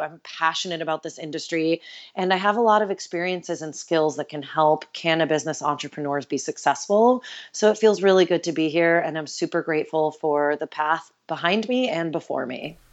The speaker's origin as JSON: {"language": "English", "region": "New York", "country": "United States", "tie": "born or raised there", "moved": "yes", "said": "I grew up right outside New York City"}